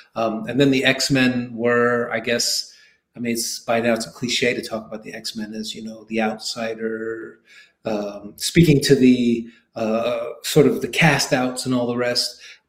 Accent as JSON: {"language": "English", "town": "New York City", "region": "New York", "country": "United States", "tie": "born or raised there", "said": "I grew up in Queens, New York."}